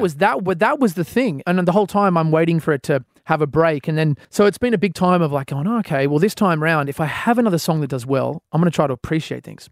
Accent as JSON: {"language": "English", "country": "Australia", "said": "as an Australian artist"}